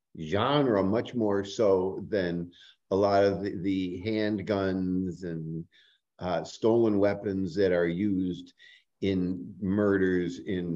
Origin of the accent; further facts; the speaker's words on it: Chicago, Illinois, United States; the city of Chicago, my hometown